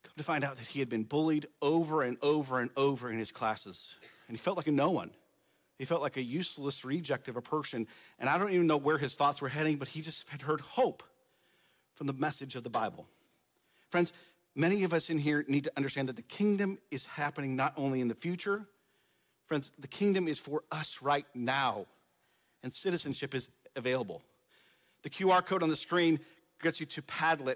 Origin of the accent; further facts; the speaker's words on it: United States; my identity as American